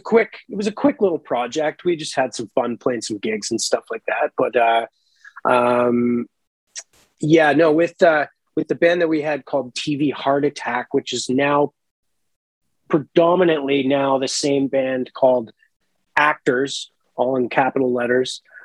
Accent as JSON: {"language": "English", "country": "Canada", "tie": "born or raised there", "moved": "yes", "lives_now": "Toronto, Canada", "said": "I grew up right in the Bay of Fundy"}